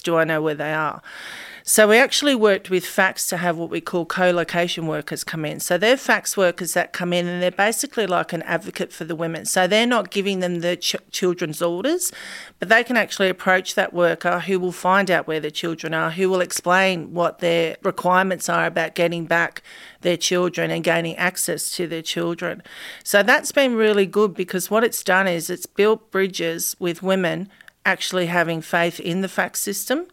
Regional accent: Campbelltown, New South Wales, Australia; I grew up in Aids at Campbell Town, which is a massive housing estate

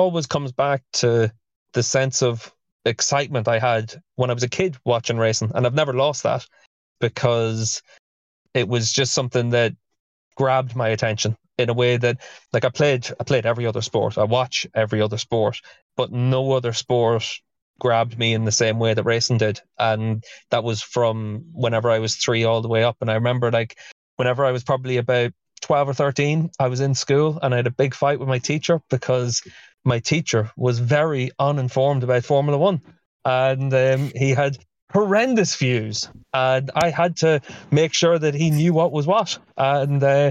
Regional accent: Dundalk, Leinster, Ireland; I'm from Dundalk, and we had the Dundalk races

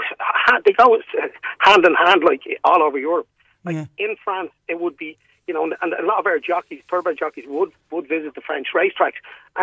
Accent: Munster, Ireland; But I'm from Kerry.

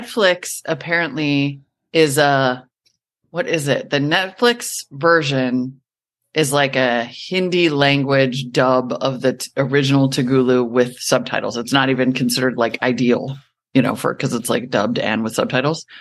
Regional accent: United States; also born or lived in Montana / North Dakota; when I was growing up in Montana and North Dakota

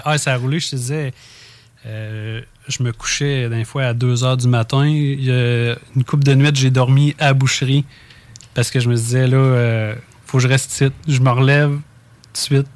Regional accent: Saint-Gervais, Quebec, Canada; moi, je suis natif de Saint-Gervais

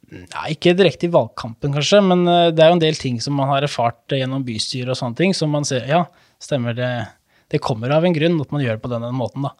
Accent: Hvaler, Østfold, Norway; moved away as an adult; now in Fredrikstad, Norway; Jeg er jo såkalt hvalgutt, som man sier

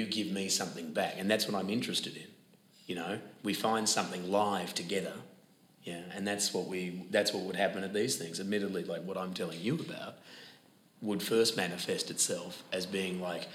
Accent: Perth, Western Australia, Australia; accent: broad Australian; moved away; I grew up in Perth, Western Australia, where sport was very important

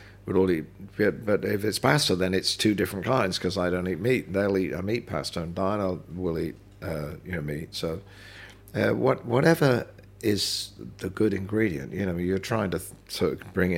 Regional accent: London, United Kingdom; also born or lived in Birkenhead; I was born in London. I was born in St Mary's

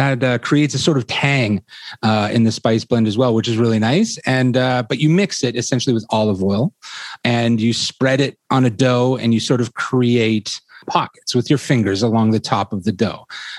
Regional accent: Toronto, Ontario, Canada; also born or lived in England; I was born in Toronto and raised here largely, well, totally, actually.

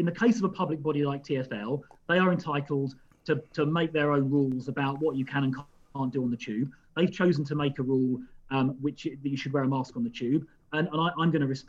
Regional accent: London, United Kingdom; And as I say, as a Londoner, I respect that.

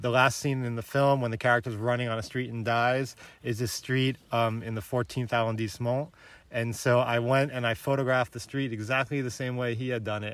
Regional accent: New York City, New York, United States; moved away as an adult; also born or lived in Bronx / Baltimore; now in Paris, France; I'm a New Yorker. I grew up with Trump. I'm from Queens.

